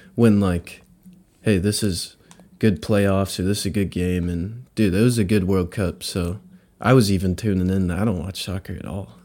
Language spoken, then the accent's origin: English; Redding, California, United States; also born or lived in San Francisco Bay Area; I, I grew up here, but all my family's in the Bay